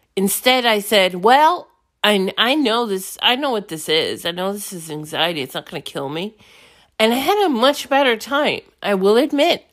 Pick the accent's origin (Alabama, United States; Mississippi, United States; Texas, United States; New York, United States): New York, United States; New York City; moved away; I'm from New York City.